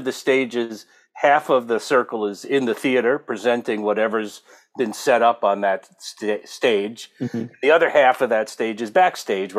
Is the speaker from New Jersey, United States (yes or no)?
yes; New Jersey, United States; moved away as an adult; also born or lived in Brooklyn, New York / Texas; now in California, United States; I grew up on the East Coast, born in Brooklyn, and then formative years in New Jersey